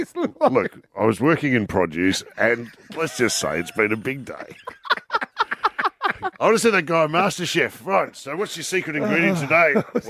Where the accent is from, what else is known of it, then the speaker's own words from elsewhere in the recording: Melbourne, Victoria, Australia; When I grew up in Carlton and I was living on my own. And Carlton in Melbourne is famous for Italian families.